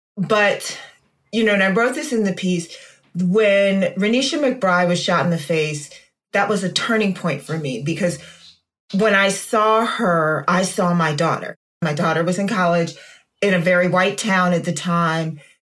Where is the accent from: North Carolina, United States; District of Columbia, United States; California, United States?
District of Columbia, United States; Washington; I have my own stories about growing up in Chocolate City and being a Black girl that looked not Black with blonde hair